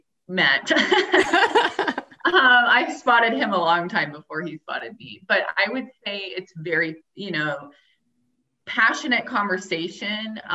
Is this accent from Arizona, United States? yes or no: yes; Tucson, Arizona, United States; I grew up in Tucson